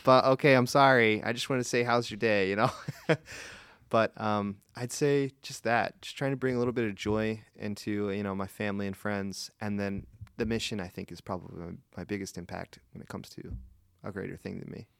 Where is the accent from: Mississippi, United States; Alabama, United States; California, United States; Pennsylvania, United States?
Pennsylvania, United States; Gettysburg; I'm from Gettysburg